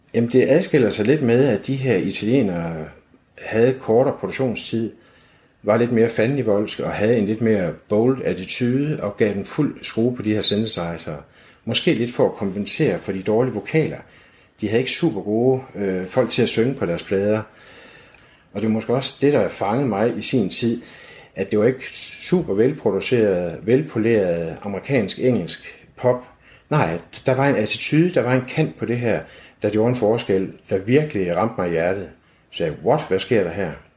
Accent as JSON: {"language": "Danish", "town": "Aarhus", "region": "Central Denmark Region", "country": "Denmark", "tie": "born or raised there", "said": "født og opvokset her i Aarhus"}